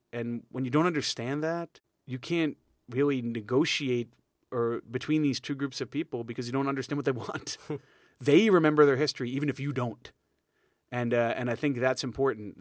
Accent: New York, United States; I'm from New York

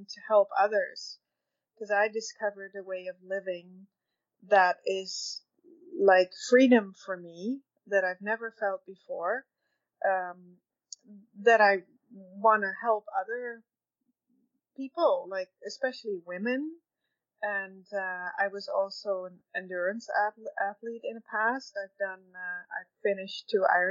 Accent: Netherlands; moved away as an adult; now in Red Deer, Canada; I am actually Dutch. I moved together with my husband and oldest son in 2002 to Canada. And we were dairy farming in the Netherlands

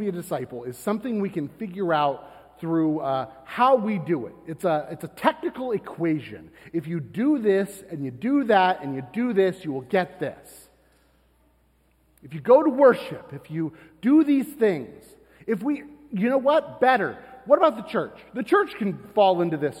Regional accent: Florida, United States; I'm from Florida

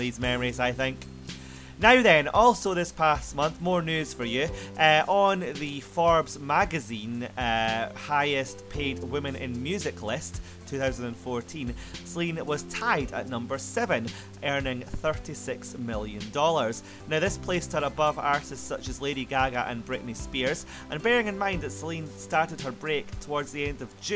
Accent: Scotland, United Kingdom; I'm Scottish

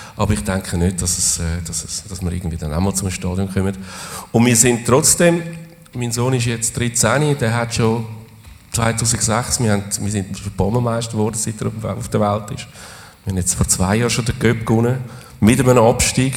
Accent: Zurich, Switzerland; wir sind Zürcher

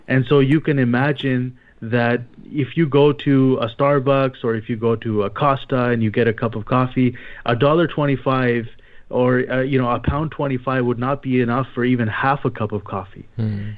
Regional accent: Toronto, Ontario, Canada; moved away as an adult; now in Micronesia; I'm originally from Toronto

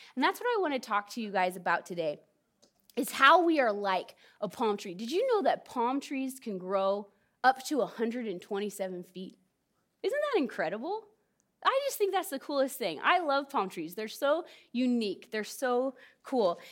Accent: California, United States; moved away; also born or lived in Southern Oregon; I'm from Southern Oregon. Not originally, I'm from California, but I've lived in Southern Oregon

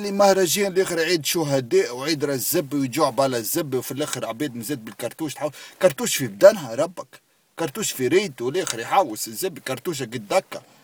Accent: Tunis, Tunis Governorate, Tunisia; مشينا من القصبه قصبه حومتنا هكا شفتوها القصبه الزبي آه بلاس دي ليدور فهمتني معقل الزعيم حومة زبي انا حومة كبرت فيها

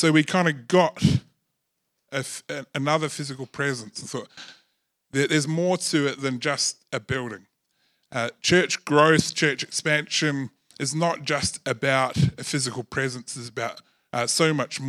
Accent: New Zealand; I was born in New Zealand

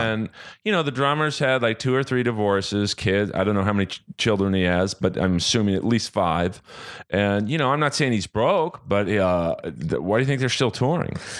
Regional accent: Los Angeles, California, United States; Born and raised in Bel Air, California

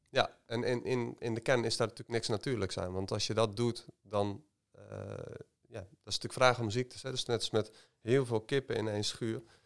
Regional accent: North Brabant, Netherlands; ik ben ook opgegroeid in uh, landelijk gebied

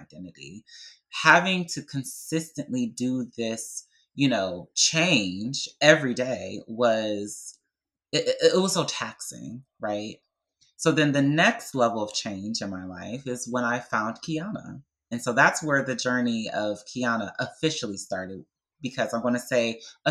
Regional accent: Detroit, Michigan, United States; Growing up in Detroit, Michigan, as a, you know, Black, young, gay boy

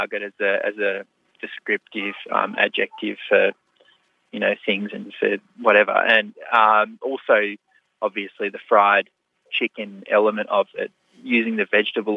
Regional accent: New South Wales, Australia; my home state of New South Wales

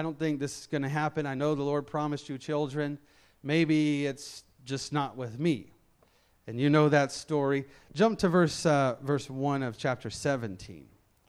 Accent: Memphis, Tennessee, United States; I'm from Memphis, Tennessee.

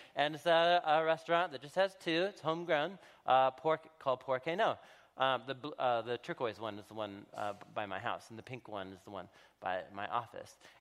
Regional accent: Portland, Oregon, United States; I moved back, uh, to, uh, to my hometown, to Portland, Oregon

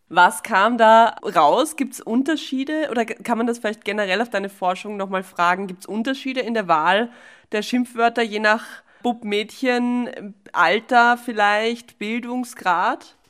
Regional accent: Vienna, Austria; wir in Wien

